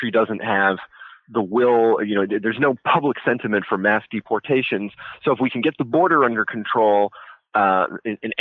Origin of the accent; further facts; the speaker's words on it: California, United States; he became the governor of my home state